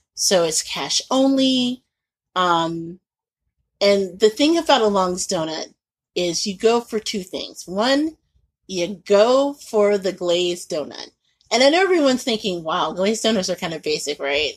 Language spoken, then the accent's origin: English; Indianapolis, Indiana, United States; moved away; growing up in Indianapolis